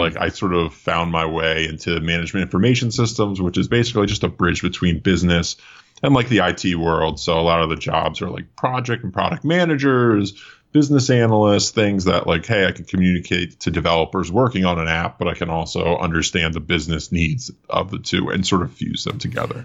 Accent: Allentown, Pennsylvania, United States; moved away as an adult; also born or lived in Philadelphia; now in Los Angeles, United States; Originally, I was from outside of Philadelphia, um, Lehigh Valley area, like Allentown

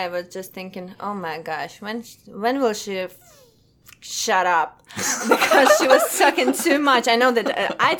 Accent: Russia; English is a second language; moved away as an adult; now in New York, United States; we are from Russia

